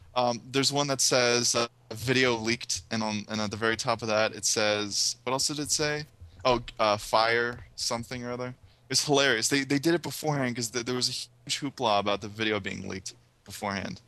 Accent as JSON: {"language": "English", "country": "United States", "said": "I am American"}